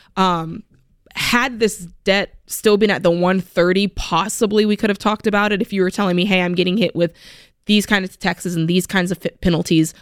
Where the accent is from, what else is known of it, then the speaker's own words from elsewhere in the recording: South Florida, United States; moved away; I'm from South Florida